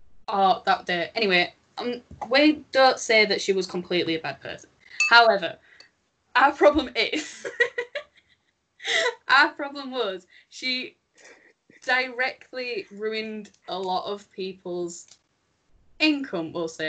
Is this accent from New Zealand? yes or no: no; the North, the north of England, United Kingdom; I'm from the North, if we've not noticed.